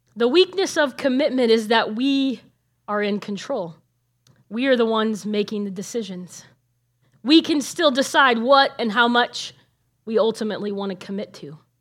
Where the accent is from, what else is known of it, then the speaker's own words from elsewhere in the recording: Nebraska, United States; moved away as an adult; also born or lived in Illinois / California; I grew up in Nebraska and I left there because God called me to go to ministry training in Illinois